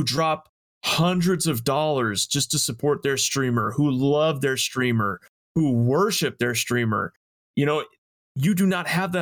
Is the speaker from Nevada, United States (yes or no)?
yes; Las Vegas, Nevada, United States; I'm from Las Vegas